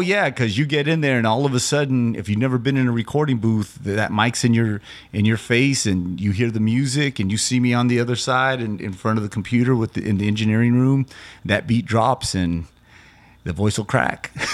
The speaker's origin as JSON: {"language": "English", "town": "Loving", "region": "New Mexico", "country": "United States", "tie": "born or raised there", "also_born_or_lived": "Carlsbad, New Mexico", "said": "So that's what my hometown Loving and Carl's Bad's like. They're ten miles apart."}